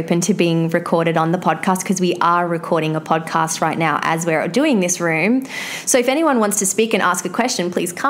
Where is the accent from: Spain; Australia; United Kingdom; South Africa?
Australia; I'm from Australia.